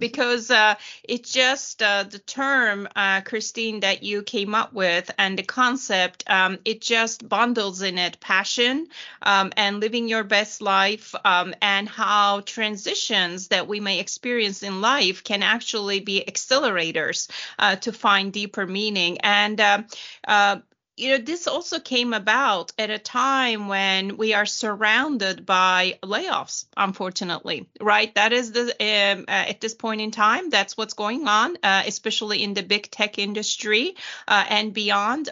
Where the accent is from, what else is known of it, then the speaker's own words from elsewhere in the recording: Turkey; now in Houston, United States; I was born and raised in Turkey